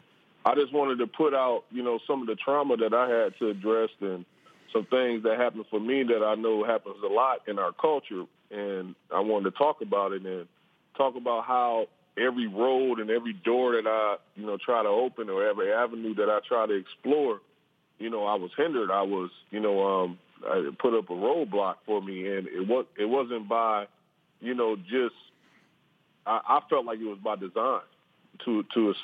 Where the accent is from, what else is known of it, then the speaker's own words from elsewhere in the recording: Racine, Wisconsin, United States; my hometown, Racine, Wisconsin